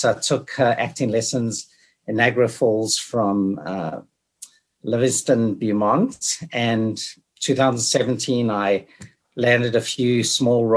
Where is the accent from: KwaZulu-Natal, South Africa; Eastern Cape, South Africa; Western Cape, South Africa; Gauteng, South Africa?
KwaZulu-Natal, South Africa; Durban; also born or lived in Caribbean; now in Hamilton, Canada; I grew up in South Africa, Durban, right during apartheid